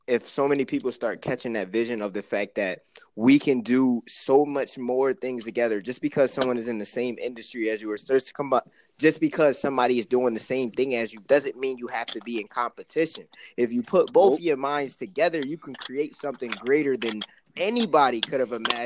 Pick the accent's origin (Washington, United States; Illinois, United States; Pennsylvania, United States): Pennsylvania, United States; Philadelphia; we come from Philly